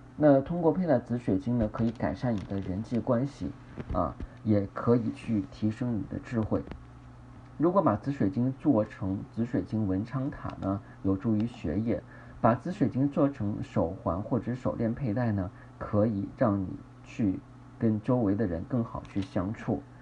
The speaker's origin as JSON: {"language": "Chinese", "country": "China", "said": "我们中国人"}